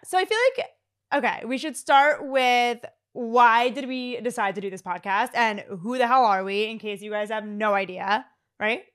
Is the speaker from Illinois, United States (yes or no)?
no; Philadelphia, Pennsylvania, United States; now in Fort Lauderdale, United States; I'm twenty-eight years old. I am from Philadelphia. I currently live in Fort Lauderdale, Florida